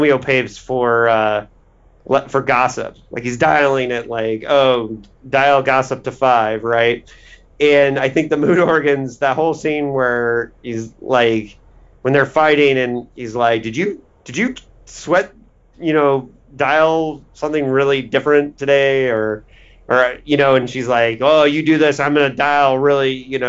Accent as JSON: {"language": "English", "region": "Indiana", "country": "United States", "said": "I'm from Indiana"}